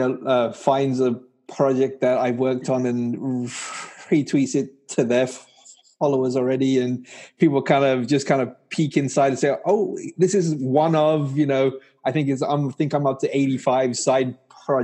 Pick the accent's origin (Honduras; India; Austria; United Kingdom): United Kingdom; England; moved away as an adult; also born or lived in Pakistan / California, United States; now in New York State, United States; I was born in Pakistan. My family moved to England when I was 4 years old. And then after I graduated from university, I got a job with a company in England